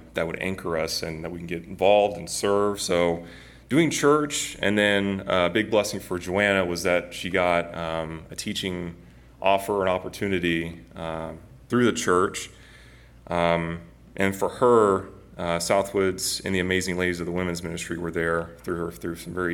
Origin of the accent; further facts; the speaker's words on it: Northwest Arkansas, United States; I grew up in Northwest Arkansas for most of my life